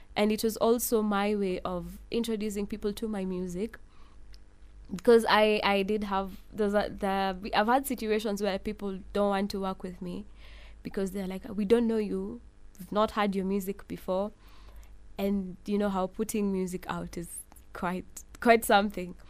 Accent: Nairobi, Kenya; I was born in Nairobi

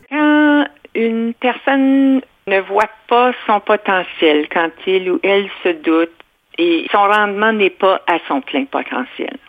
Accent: Ontario, Canada; je suis franco-ontarienne, je n'ai rien de québécois

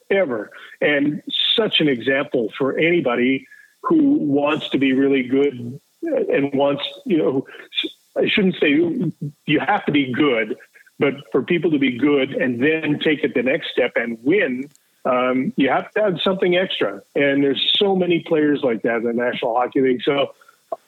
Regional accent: Fort St. John, British Columbia, Canada; also born or lived in Penticton / Kelowna; I grew up in Fort St. John

